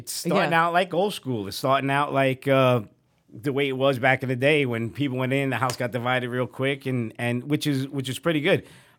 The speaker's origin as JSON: {"language": "English", "region": "New York", "country": "United States", "said": "I'm a New Yorker"}